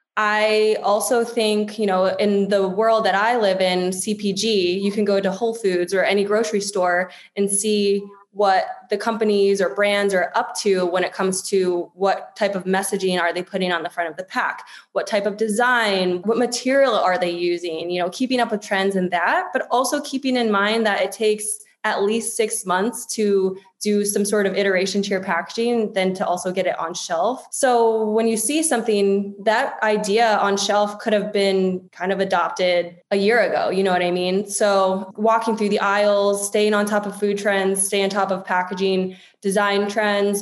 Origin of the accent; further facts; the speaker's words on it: Washington, District of Columbia, United States; now in Los Angeles, United States; I'm an East Coaster. I grew up in the DC area.